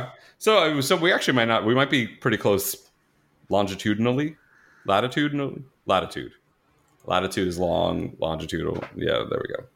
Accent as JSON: {"language": "English", "region": "New York", "country": "United States", "tie": "born or raised there", "also_born_or_lived": "Florida", "moved": "yes", "said": "I grew up in New York"}